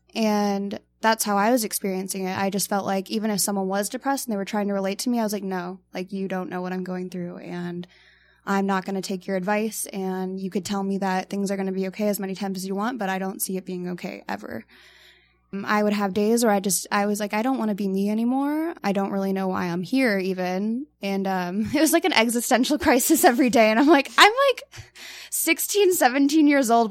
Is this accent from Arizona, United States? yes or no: yes; Tucson, Arizona, United States; I'm from Tucson